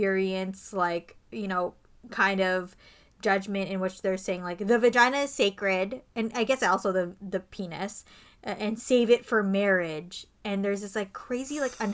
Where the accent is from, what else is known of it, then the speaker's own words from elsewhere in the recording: Canada; we're not American, we're from Canada